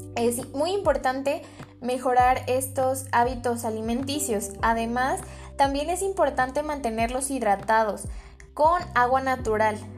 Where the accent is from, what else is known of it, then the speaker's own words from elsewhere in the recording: Mexico; nosotros como mexicanos